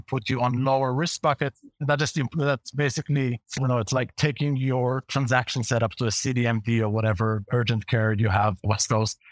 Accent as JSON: {"language": "English", "country": "Israel", "accent": "Hebrew", "second_language": "English", "said": "I have a Hebrew accent, a pretty strong one"}